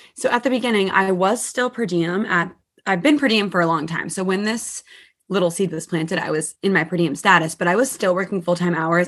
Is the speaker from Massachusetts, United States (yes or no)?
yes; Massachusetts, United States; moved away as an adult; now in New Jersey, United States; I'm from Massachusetts, so I moved four states away to be with my boyfriend at the time